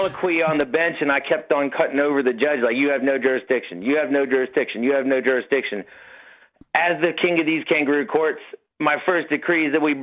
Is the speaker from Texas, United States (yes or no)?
yes; Gulf Coast, Texas, United States; I'm a Gulf Coast Texan